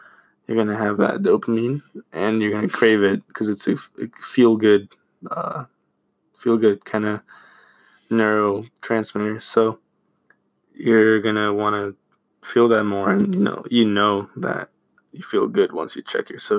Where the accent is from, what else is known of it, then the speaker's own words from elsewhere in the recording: Florida, United States; We're from Florida.